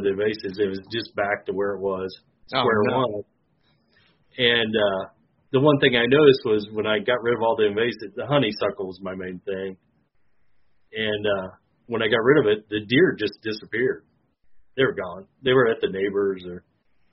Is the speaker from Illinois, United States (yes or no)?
yes; Clinton, Illinois, United States; I'm from Clinton, Illinois, my hometown. Born and raised there.